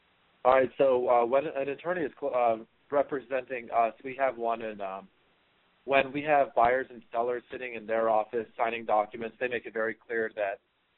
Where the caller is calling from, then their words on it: Seattle, Washington, United States; I'm in Seattle, Washington.